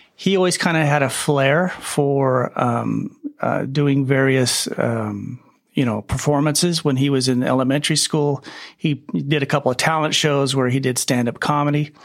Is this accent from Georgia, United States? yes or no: no; Bakersfield, California, United States; I grew up in Bakersfield, California, which is a big country music bastion.